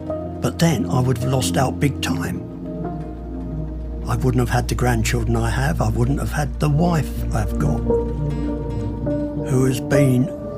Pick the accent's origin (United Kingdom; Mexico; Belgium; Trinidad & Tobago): United Kingdom; Sutton, London; born there; I'm 85 years old. I was born in Sutton in Surrey in 1938.